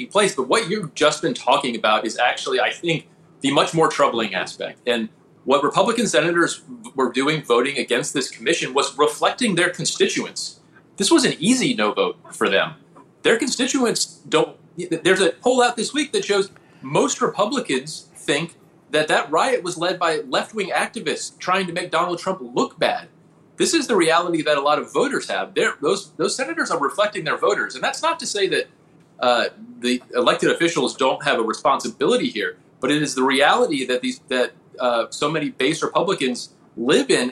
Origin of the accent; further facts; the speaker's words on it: Georgia, United States; particularly in Georgia, my home state